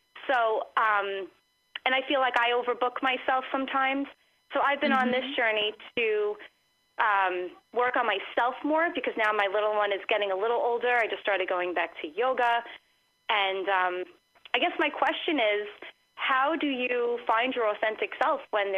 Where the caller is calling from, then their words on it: Long Island, New York, United States; I'm calling from Long Island.